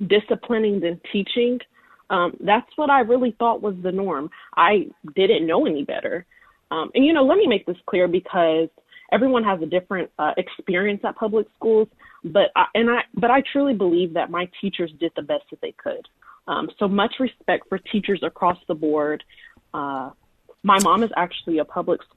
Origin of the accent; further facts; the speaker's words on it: Columbus, Ohio, United States; I grew up in Columbus, Ohio